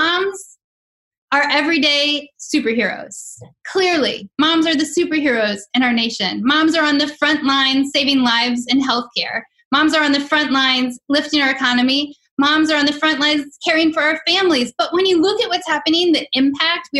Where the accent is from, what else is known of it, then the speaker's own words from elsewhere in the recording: just outside D.C., Maryland, United States; also born or lived in Chicago, Illinois; I was born in Chicago. I went to elementary, middle school, and high school just outside of D.C. on the Maryland side